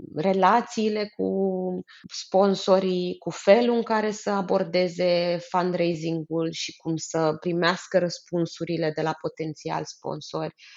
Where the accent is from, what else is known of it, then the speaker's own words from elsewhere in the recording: Romania; eu spun întotdeauna despre mine că eu sunt româncă, dar sunt internațională